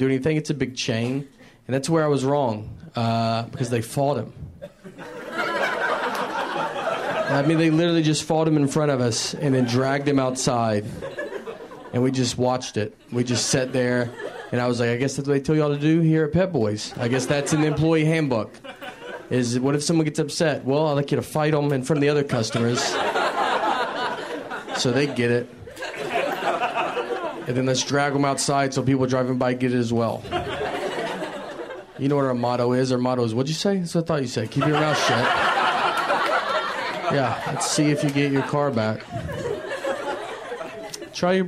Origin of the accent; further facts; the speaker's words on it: Tennessee, United States; moved away as an adult; also born or lived in New York; So, I'm from Tennessee originally. I lived in New York for a while.